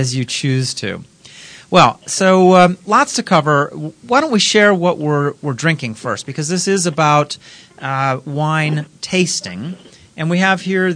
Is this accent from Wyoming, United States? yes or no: no; Redwood City, California, United States; now in Pittsburgh, United States; I was born in Redwood City